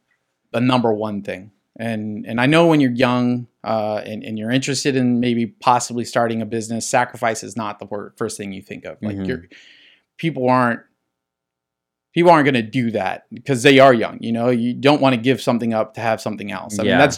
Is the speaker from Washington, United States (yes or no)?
no; La Puente, California, United States; This is all like San Gabriel Valley. I grew up in La Puente, so you're talking like the end of the San Gabriel Valley and beginning of like the Inland Empire.